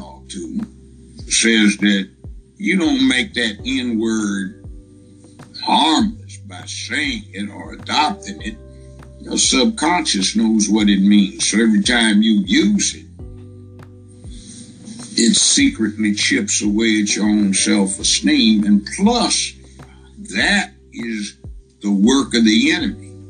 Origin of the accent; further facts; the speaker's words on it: Los Angeles, California, United States; moved away as an adult; now in Memphis, United States; I was from Los Angeles